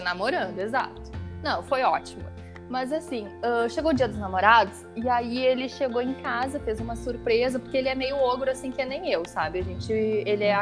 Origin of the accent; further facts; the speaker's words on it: Rio Grande do Sul, Brazil; accent: gaúcho; o meu sotaque é muito gaúcho?